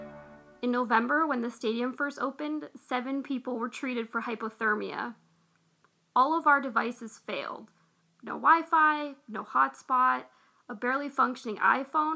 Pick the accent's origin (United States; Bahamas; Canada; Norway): Canada; Vancouver, British Columbia; I'm from Vancouver.